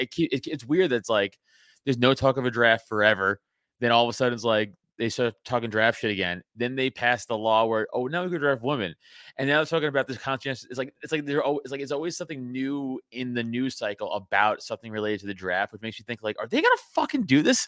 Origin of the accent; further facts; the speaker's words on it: New York City, New York, United States; now in Philadelphia area, United States; I was a sophomore in high school, I'm from New York Ci, I'm, you know, from Staten Island